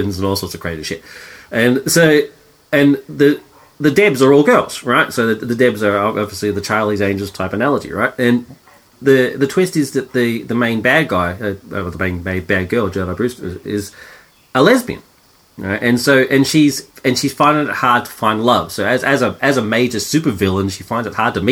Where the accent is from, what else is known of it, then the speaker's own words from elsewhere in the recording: Australia; being Australian